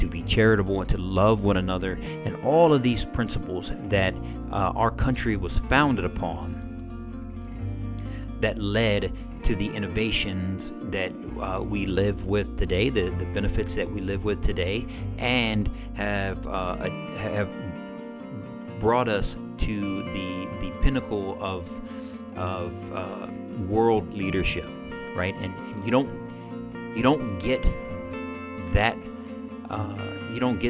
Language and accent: English; United States; as Christian Americans